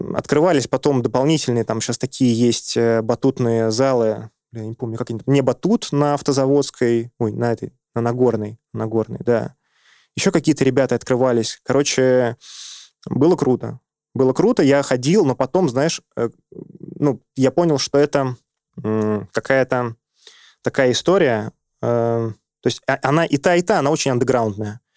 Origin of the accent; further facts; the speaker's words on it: Saint Petersburg, Russia; moved away as an adult; now in Moscow, Russia; я вырос в Петербурге